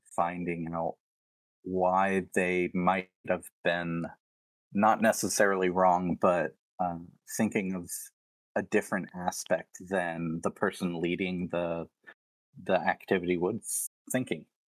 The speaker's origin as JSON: {"language": "English", "region": "Tennessee", "country": "United States", "tie": "born or raised there", "moved": "yes", "lives_now": "Spirit Lake, United States", "said": "Growing up in Tennessee, I was surrounded by a lot of, like, Baptist and Southern Baptist"}